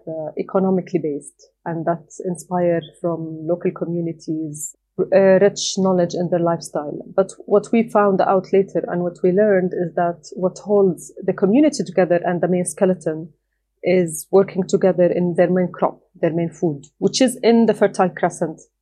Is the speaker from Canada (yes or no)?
no; Doha, Qatar; moved away as an adult; now in Jordan; I was born and raised outside my country. I was born and raised in Doha, Qatar